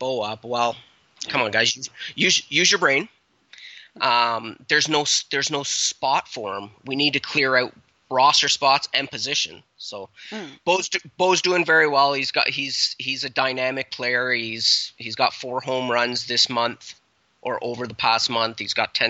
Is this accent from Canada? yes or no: yes; Canada; We're so Canadian